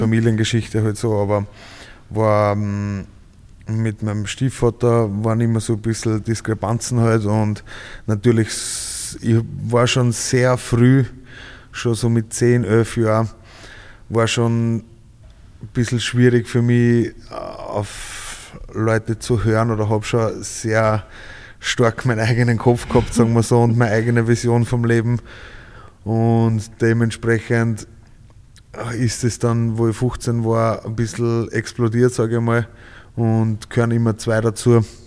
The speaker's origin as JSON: {"language": "German", "town": "Ried im Innkreis", "region": "Upper Austria", "country": "Austria", "tie": "born or raised there", "also_born_or_lived": "Schärding", "moved": "yes", "lives_now": "Vienna, Austria", "said": "Scherding und in Ried aufgewachsen"}